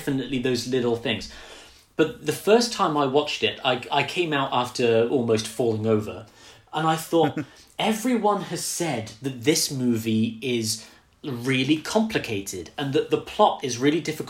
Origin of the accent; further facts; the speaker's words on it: United Kingdom; I'm British.